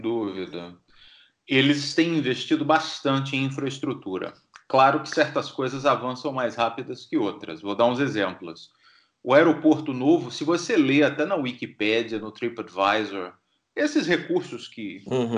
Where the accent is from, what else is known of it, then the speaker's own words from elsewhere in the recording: Feira de Santana, Bahia, Brazil; now in Stockholm, Sweden; eu saí de Feira de Santana, lá no Agreste